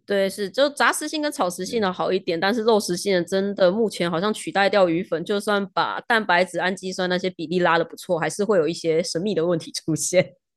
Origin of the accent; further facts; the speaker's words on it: Taiwan; 我们台湾人养鱼的方式